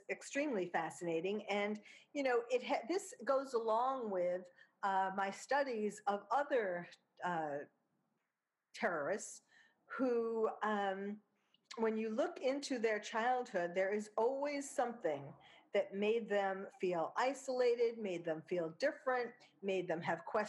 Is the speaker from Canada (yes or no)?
no; New York, United States; accent: New York; also born or lived in Belgium / France; that may have tamed my New York accent some, but it didn't make me speak English with a French accent